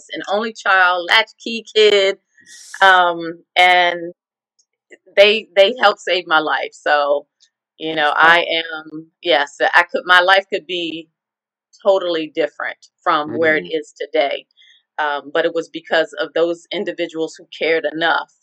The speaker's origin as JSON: {"language": "English", "town": "Arlington", "region": "Virginia", "country": "United States", "tie": "born or raised there", "said": "I was born and raised in Arlington, Virginia"}